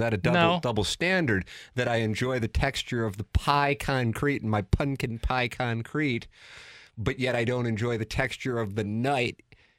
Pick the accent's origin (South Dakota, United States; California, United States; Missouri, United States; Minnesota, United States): Missouri, United States; St. Louis; growing up in South City.